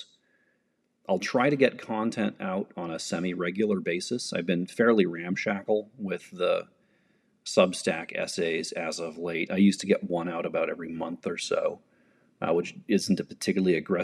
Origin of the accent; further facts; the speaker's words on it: United States; as an American in the 21st century